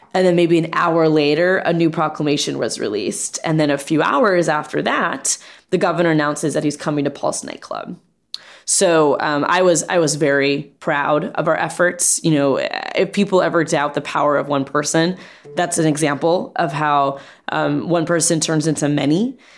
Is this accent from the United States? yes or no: yes; Central Florida, United States; growing up in Central Florida, we lived in apartments